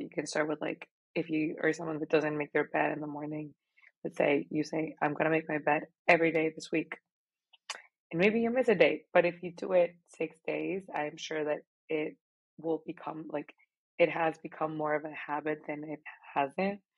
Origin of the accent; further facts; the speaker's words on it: Monterrey, Nuevo León, Mexico; moved away as an adult; now in Austin, United States; I was born and raised in Monterrey, Mexico